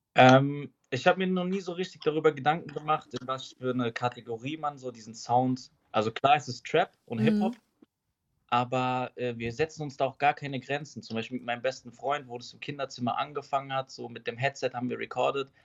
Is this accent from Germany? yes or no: yes; Schifferstadt, Rhineland-Palatinate, Germany; ich komme aus Schifferstadt